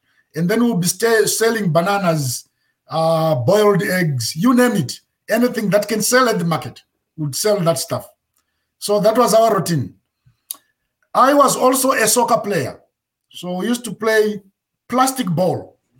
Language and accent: English; Zimbabwe; born there; Like I say, I was born in Zimbabwe in the 70s, like 1970 to be precise. That's when I was born in Zimbabwe.